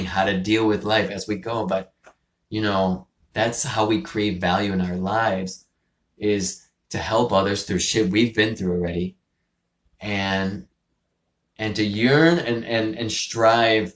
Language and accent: English; Venezuela; moved away; I was born in Venezuela